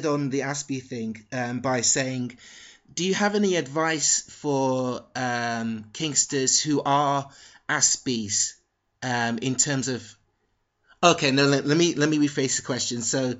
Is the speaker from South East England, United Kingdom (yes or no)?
no; London, United Kingdom; born there; Basically, I was born in London, but I spent a lot of period of my life in a working class town.